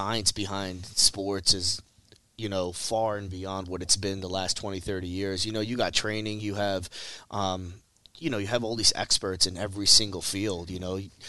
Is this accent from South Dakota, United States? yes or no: no; Philadelphia, Pennsylvania, United States; not too far from where I grew up in the Olney Feltonville area.